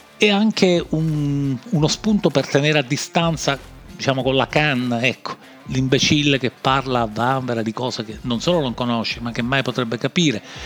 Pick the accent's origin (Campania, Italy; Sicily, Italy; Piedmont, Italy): Sicily, Italy; accent: Sicilian; questo accento siciliano, eh, perché sono siciliano